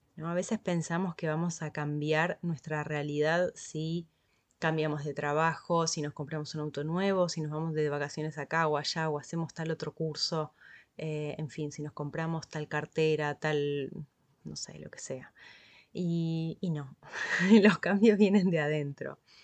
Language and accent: Spanish; Argentina; en mi país, en Argentina